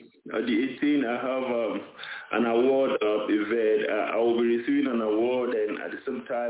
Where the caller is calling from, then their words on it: South Africa; I'm calling from Africa, South Africa.